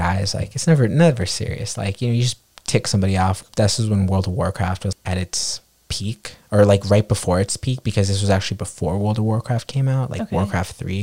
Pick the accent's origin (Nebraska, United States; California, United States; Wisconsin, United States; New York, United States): New York, United States; New York City; growing up on the Upper West Side